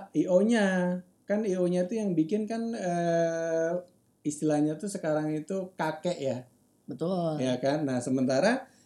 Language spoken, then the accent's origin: Indonesian; Semarang, Central Java, Indonesia; Saya sebagai orang Semarang jarang banget ngajak keluarga ke Semarang.